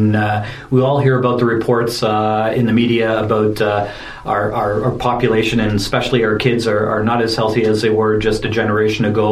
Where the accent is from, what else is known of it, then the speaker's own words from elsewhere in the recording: Ontario, Canada; moved away; also born or lived in Vegreville, Alberta; we moved the family from Alberta to Ontario, where I actually grew up as a kid